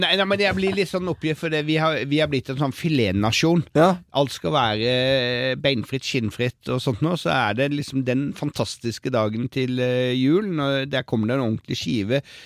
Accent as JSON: {"language": "Norwegian", "town": "Arendal", "region": "Agder", "country": "Norway", "moved": "yes", "said": "jeg kom fra Arendal"}